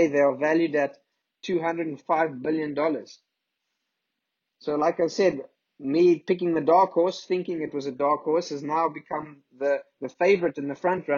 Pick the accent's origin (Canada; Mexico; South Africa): South Africa; if we come from South Africa